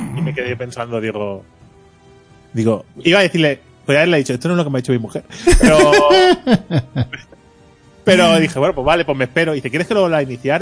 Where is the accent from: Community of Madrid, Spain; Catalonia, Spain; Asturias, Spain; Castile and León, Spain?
Catalonia, Spain; Mataró; Soy de Mataro